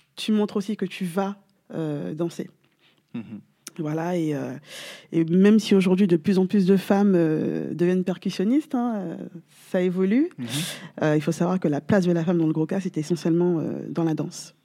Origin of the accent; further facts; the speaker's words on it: Guadeloupe; je suis originaire de la Guadeloupe